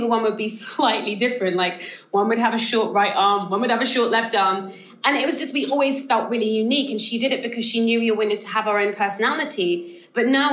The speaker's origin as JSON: {"language": "English", "country": "United Kingdom", "tie": "born or raised there", "said": "I'm a British-born Ghanaian, so I have like a slightly different kind of perspective too, because I'm kind of second generation. My family moved over to the UK"}